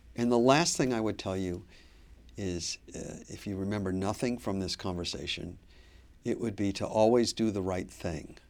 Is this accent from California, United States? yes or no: no; Pontiac, Michigan, United States; moved away as an adult; now in Boston, United States; I grew up in Pontiac, Michigan, which is now the poorest city in the state of Michigan